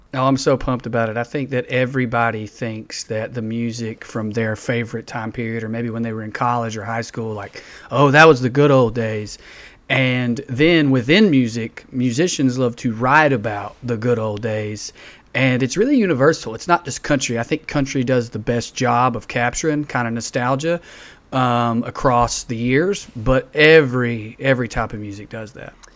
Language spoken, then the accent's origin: English; the South, United States; I was in the South